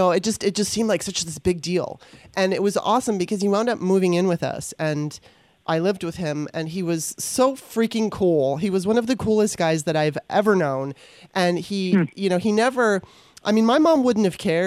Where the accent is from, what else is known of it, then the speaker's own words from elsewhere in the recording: Los Angeles, California, United States; growing up in Los Angeles